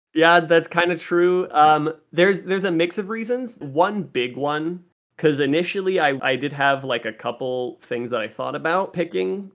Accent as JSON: {"language": "English", "town": "Las Vegas", "region": "Nevada", "country": "United States", "tie": "born or raised there", "said": "Vegas is my hometown. I've lived in Vegas since I was eight years old, and I know this town better than I know any other."}